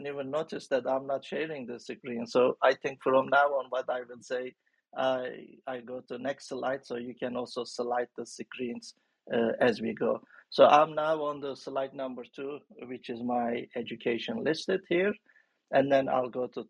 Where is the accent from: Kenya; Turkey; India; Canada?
Turkey; moved away as an adult; Back in my home country, I'm originally from Turkey.